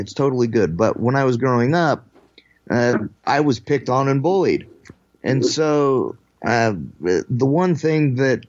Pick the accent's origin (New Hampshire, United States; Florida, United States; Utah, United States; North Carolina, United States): Utah, United States; The godforsaken place called Utah.